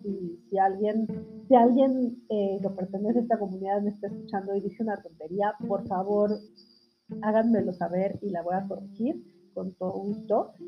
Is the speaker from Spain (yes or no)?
no; Mexico; en México que tenemos la tradición del altar de muertos y del Día de Muertos